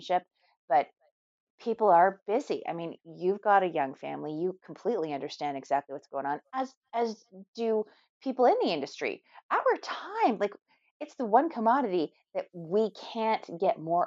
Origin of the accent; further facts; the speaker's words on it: Canada; Being Canadian